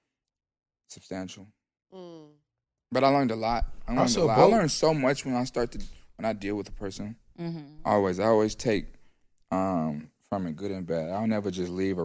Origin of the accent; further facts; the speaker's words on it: Atlanta, Georgia, United States; also born or lived in North Carolina; I took them back to Atlanta, and everyone at my school clowned me